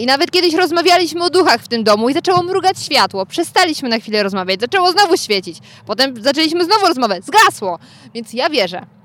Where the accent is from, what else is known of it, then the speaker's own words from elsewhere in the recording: Gryfów Śląski, Lower Silesian Voivodeship, Poland; ja pochodzę z Gryfowa, co wam nic nie mówi, ale niedaleko mam w sumie Zgorzelec